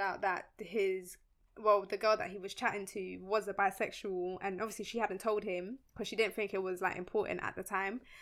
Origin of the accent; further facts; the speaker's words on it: Colombia; moved away; we're from Colombia. Our parents are from Colombia